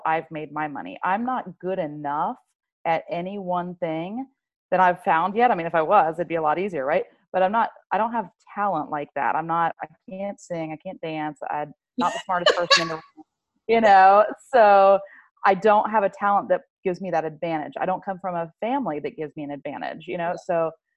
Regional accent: Georgia, United States; moved away as an adult; also born or lived in Winter Park, Florida; now in Florida, United States; we moved when I was 6. We moved to Georgia because my dad worked for Bell South.

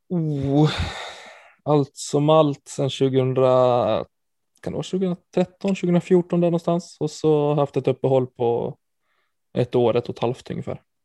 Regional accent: Falun, Dalarna County, Sweden; moved away; Jag är från Falun i, i grund och botten i Dalarna

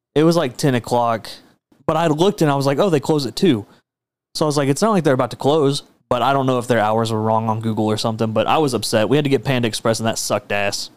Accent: Texas, United States; I'm a Texan

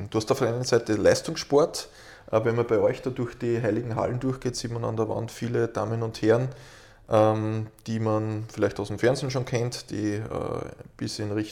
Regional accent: Lower Austria, Austria; In Mostviertel, ähm, wo ich herkomme vom Land, gibt es einen Spitznamen

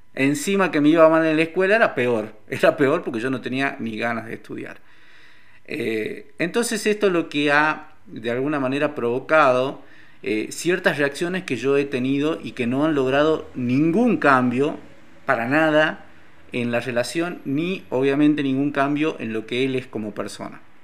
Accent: Salta, Argentina; soy de Salta

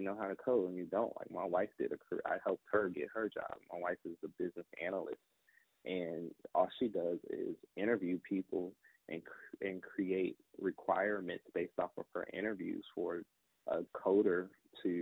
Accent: Newport News, Virginia, United States; I was born and raised in Newport News

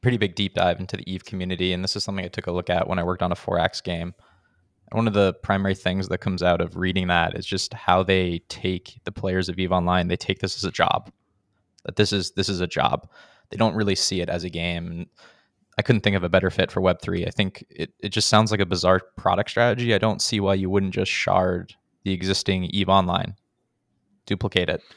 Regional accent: United States; now in Sweden; I live in Sweden, and I'm American.

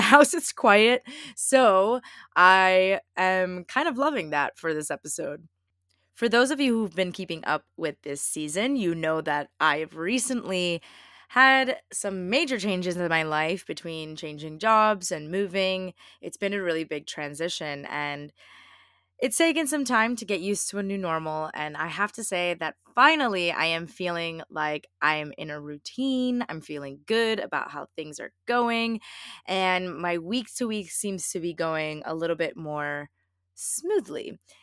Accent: the Poconos, Pennsylvania, United States; now in Brooklyn, New York, United States; I am currently visiting my family back in Pennsylvania. I am from the Poconos

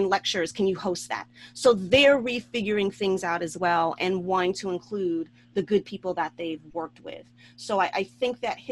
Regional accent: New York City, New York, United States; as a New Yorker

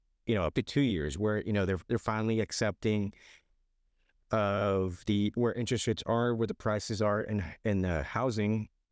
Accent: Canby, United States; Currently live in Canby, actually grew up in Canby, looking to move out of the area here.

